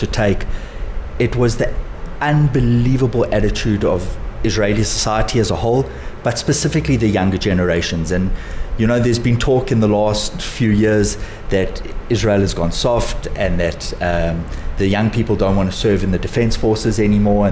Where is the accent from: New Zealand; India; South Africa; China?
South Africa; as South African Jews